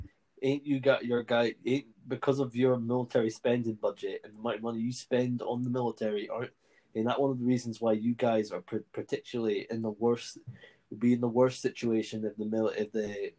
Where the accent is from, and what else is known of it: United Kingdom